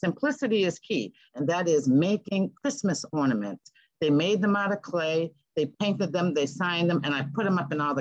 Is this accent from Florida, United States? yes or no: no; Boston, Massachusetts, United States; moved away; also born or lived in Seattle; I come from Boston. You're born in Boston. You're raised in culture.